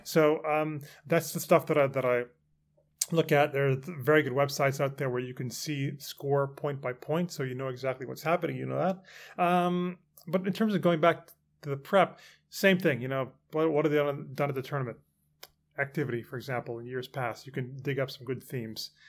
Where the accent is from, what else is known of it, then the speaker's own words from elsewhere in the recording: Canada; moved away as an adult; now in London, United Kingdom; I grew up in Canada